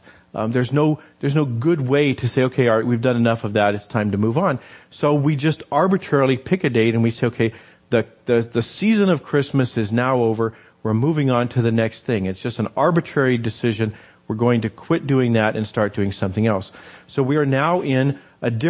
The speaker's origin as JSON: {"language": "English", "region": "New Mexico", "country": "United States", "tie": "born or raised there", "said": "I grew up in New Mexico"}